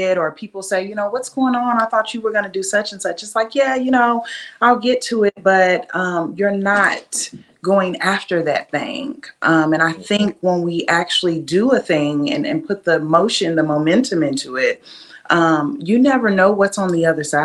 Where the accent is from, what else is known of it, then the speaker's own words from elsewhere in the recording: Lexington, Kentucky, United States; also born or lived in Berkeley, California; I was raised right here in Kentucky, in Lexington